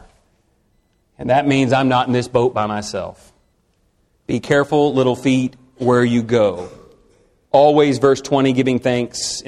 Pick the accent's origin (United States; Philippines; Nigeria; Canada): United States; Texas; I'm from Texas